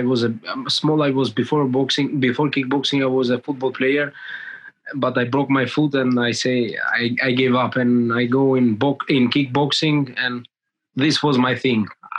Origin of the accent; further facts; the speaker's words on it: Greece; moved away as an adult; also born or lived in Albania; now in England; Yes, I moved in Greece when I was 8 years old, and I raised in Greece. You know, my family is still living there, and I moved from Greece to Europe when I was 18 years old.